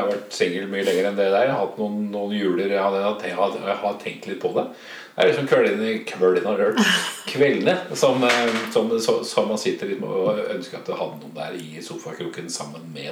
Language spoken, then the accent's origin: Norwegian; Oslo, Norway; now in Moss, Norway; Jeg er opprinnelig fra Oslo